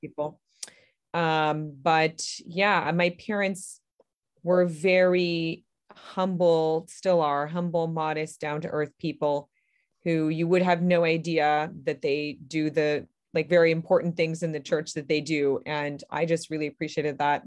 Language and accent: English; Berrien Springs, Michigan, United States; I am from Berrien Springs, Michigan, which is a little town right beside Lake Michigan and right above the Indiana border. So, kind of right across the lake from Chicago. And I was born here and I've lived here most of my life